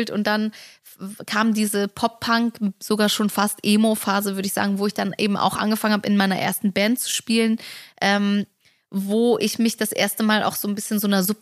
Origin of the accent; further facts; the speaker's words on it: Germany; born there; Ich {S0} glaube, das fängt schon damit an, wo ich herkomme. Mhm. Also, dass ich in Deutschland geboren bin, mit äh, eine polnische Mutter habe